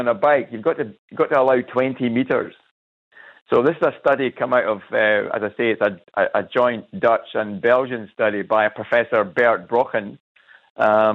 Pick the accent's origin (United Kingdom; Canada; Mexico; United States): United Kingdom; Scotland; also born or lived in Cairns; now in Australia; I'm from Scotland.